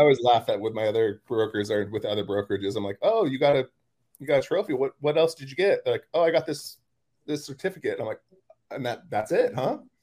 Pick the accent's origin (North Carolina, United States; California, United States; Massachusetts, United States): California, United States; moved away as an adult; also born or lived in San Diego, California; now in Wilmington, United States; California, that's where I'm from